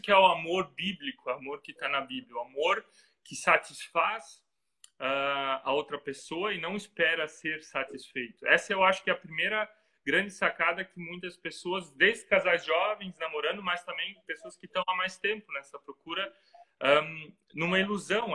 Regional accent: Santa Catarina, Brazil; moved away as an adult; now in Ilshofen, Germany; eu sou de Santa Catarina. Provavelmente vocês vão perceber rapidamente no sotaque que, que é um sotaque um pouco diferente.

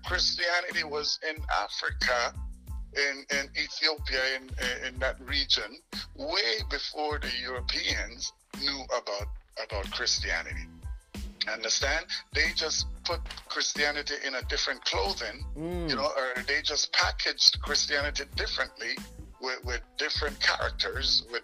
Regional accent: Dangriga, Stann Creek District, Belize; now in Virginia, United States; I was born in Belize

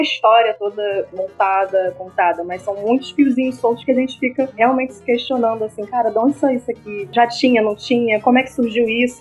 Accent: Rio de Janeiro, Brazil; um lugar que eu vim da Rocinha

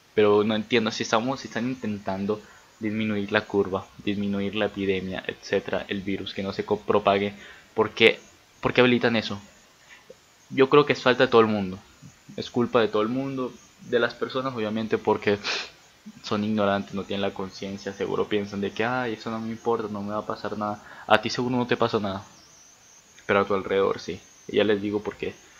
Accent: Venezuela; moved away as an adult; soy venezolano y me tengo que salir de mi país

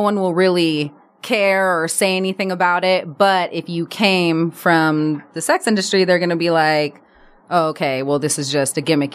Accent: Berkeley, California, United States; moved away as an adult; also born or lived in Oakland; now in Los Angeles, United States; I grew up in Berkeley

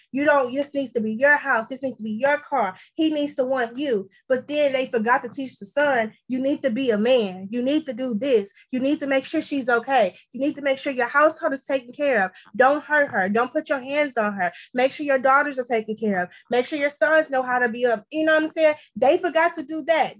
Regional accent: Texas, United States; I'm from Texas. I'm from the South South

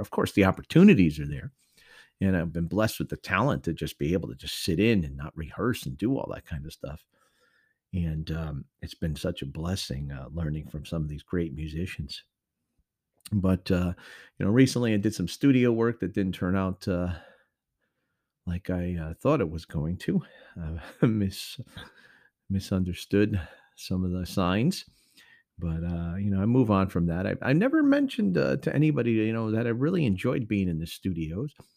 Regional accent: Connecticut, United States; moved away; up north to my home state of Connecticut

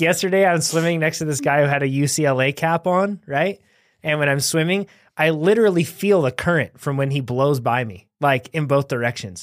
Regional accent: United States; we're from the United States of America

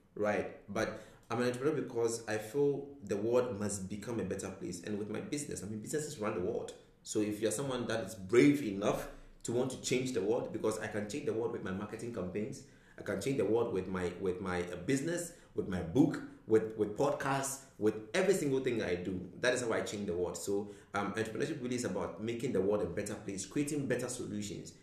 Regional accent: Ghana; moved away; I'm originally from Ghana

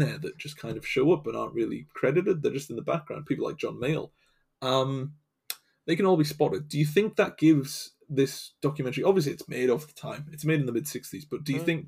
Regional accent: England, United Kingdom; I'm from England

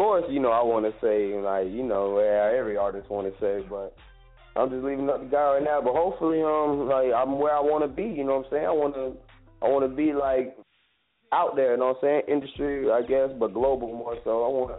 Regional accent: Florida, United States; Yeah, I mean, Florida boy swag.

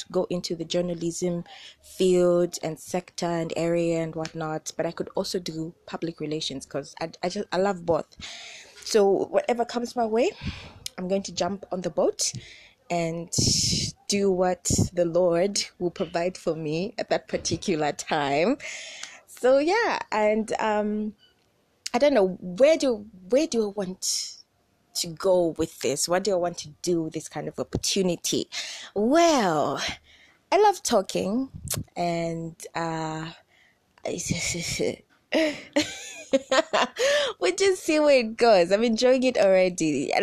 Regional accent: Zambia; I'm from Zambia, and I am 20-something years old.

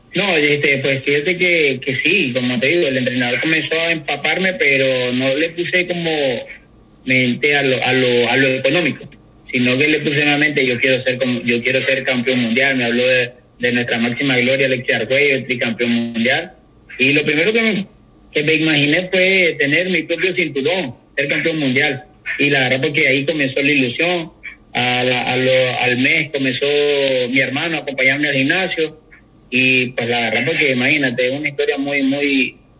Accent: Managua, Nicaragua; yo soy de Managua

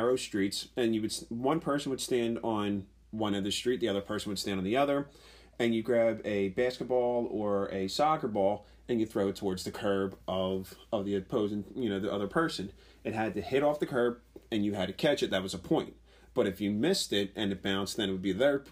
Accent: Philadelphia, Pennsylvania, United States; I grew up in the Frankfort-Wissanoming section

